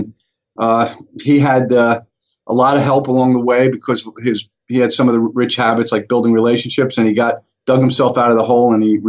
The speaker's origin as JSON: {"language": "English", "town": "Staten Island", "region": "New York", "country": "United States", "tie": "born or raised there", "said": "I was born and raised in Staten Island, and we came from a very wealthy family."}